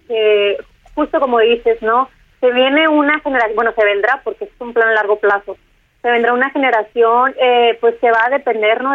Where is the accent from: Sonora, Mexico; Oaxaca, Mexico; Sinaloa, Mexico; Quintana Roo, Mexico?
Sonora, Mexico; como decimos acá en mi tierra, en Sonora